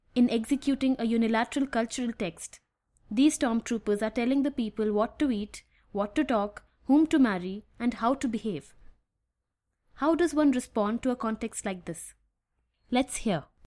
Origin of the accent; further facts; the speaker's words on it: Tamil Nadu, India; by choice, I'm an Indian. fact that I was born in a Tamil family and a Tamilian.